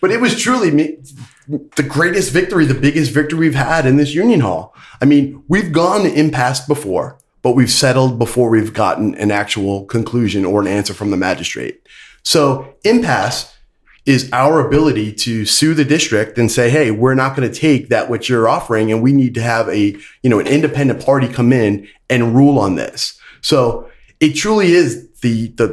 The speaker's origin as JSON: {"language": "English", "town": "Brooklyn", "region": "New York", "country": "United States", "tie": "born or raised there", "moved": "yes", "lives_now": "Hillsborough County, Florida, United States", "said": "growing up in Brooklyn, I was a union family."}